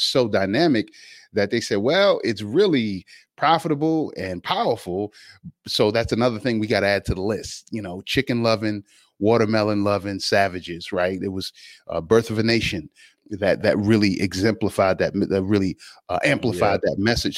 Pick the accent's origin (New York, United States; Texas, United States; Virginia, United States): Virginia, United States; Alexandria; I'm from Alexandria, Virginia. You know, South Side, Alpha Street